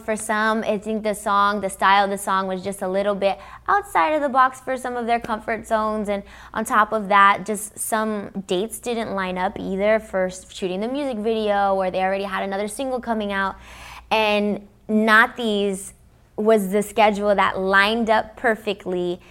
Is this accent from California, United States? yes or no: yes; Los Angeles, California, United States; first language English; I'm from Los Angeles, because I grew up in America, I grew up listening to everything